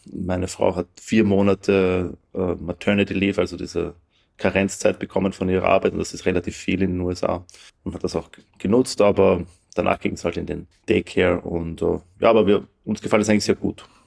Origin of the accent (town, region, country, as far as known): Lower Austria, Austria; moved away as an adult; also born or lived in China / Cambridge / San Francisco; now in Austin, United States